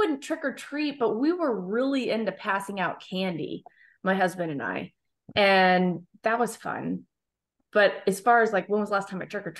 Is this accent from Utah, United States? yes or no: no; San Antonio, Texas, United States; now in Oklahoma, United States; I grew up in San Antonio. It's always hot.